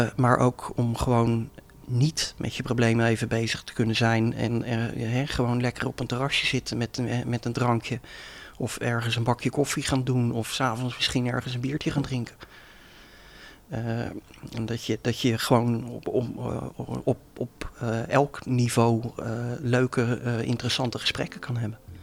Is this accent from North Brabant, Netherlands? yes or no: no; Leiderdorp, South Holland, Netherlands; now in Leiden, Netherlands; ik woon in Leiden, maar ben geboren en getogen in Leidendorp